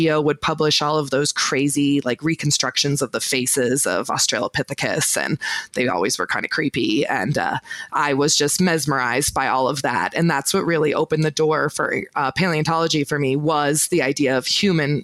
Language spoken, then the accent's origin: English; Oregon, United States; moved away as an adult; also born or lived in Utah; now in Bozeman, United States; I was born in Utah, actually, but I moved to Oregon when I was about 5